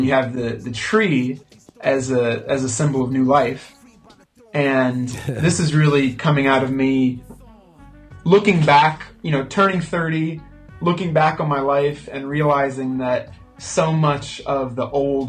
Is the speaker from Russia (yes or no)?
no; Spain; also born or lived in United Kingdom / United States; because I was born in the States, but I grew up in Spain and the UK.